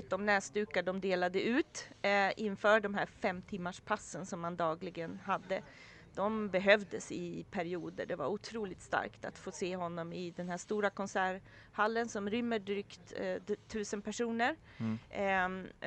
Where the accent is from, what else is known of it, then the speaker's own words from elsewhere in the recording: Sweden; så berättade vi för taxichauffören att vi var från Sverige och hade varit här för de här dagarna.